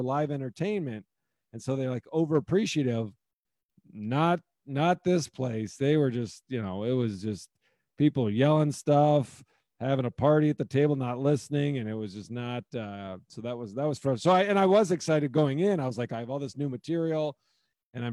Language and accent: English; Omaha, Nebraska, United States; moved away; that's where I'm from originally. So I grew up in Omaha, Nebraska